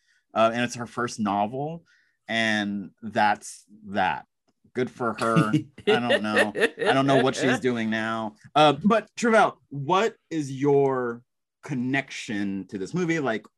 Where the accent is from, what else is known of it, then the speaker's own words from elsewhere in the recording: Texas, United States; you and I are both from the South. I'm from Texas. A lot of people argue that's like Southwest, but I'm like, oh, whatever. I say y'all, so that counts.